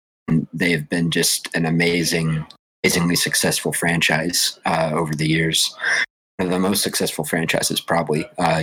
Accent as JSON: {"language": "English", "region": "Colorado", "country": "United States", "said": "We're from the Colorado area, so we're big into all things Denver sports related."}